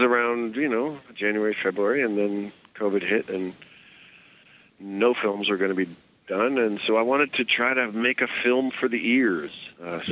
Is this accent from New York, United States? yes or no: yes; New York City, New York, United States; I grew up in New York City